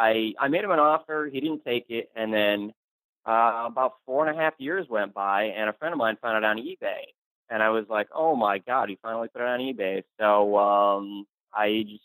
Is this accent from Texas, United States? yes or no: no; Connecticut, United States; moved away; I'm from Connecticut too. So I happen to be in Connecticut with family.